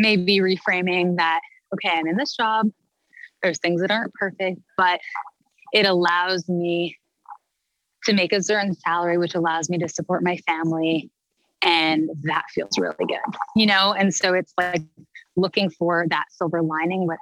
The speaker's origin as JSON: {"language": "English", "country": "Canada", "moved": "yes", "said": "I'm a Canadian girl at heart"}